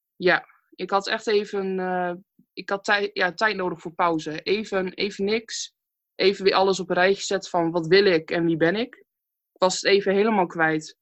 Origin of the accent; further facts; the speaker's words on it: Stadskanaal, Groningen, Netherlands; ik kom uit Stadskanaal, geboren en getogen. Stadskanaal is een heel klein dorpje ergens in Groningen